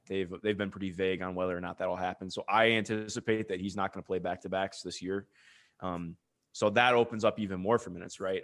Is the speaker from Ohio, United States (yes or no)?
yes; Cleveland, Ohio, United States; I grew up in Cleveland